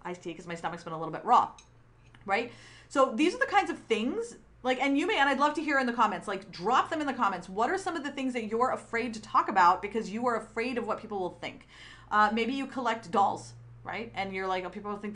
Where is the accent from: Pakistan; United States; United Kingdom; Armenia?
Pakistan; moved away; from Pakistan, I'm biracial, and I grew up in a dictatorship